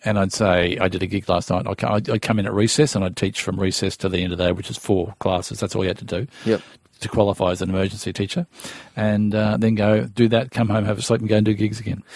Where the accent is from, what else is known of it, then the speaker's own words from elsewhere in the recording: Melbourne, Victoria, Australia; I'm from Strathmore, which is just on the way uh, near Essendon Airport